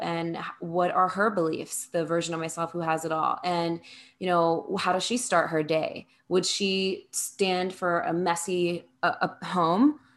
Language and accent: English; New Jersey, United States; moved away as an adult; also born or lived in New York City; I'm from New Jersey, so that's where I was before then. And I moved to New York City